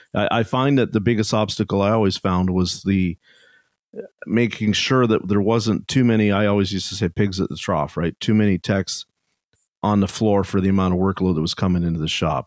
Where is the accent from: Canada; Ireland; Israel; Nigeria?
Canada; I'm Canadian